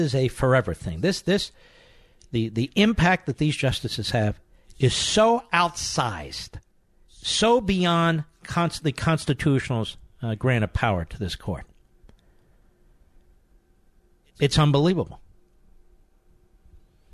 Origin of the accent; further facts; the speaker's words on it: Philadelphia, Pennsylvania, United States; moved away; I want to say hello to my fellow Philadelphians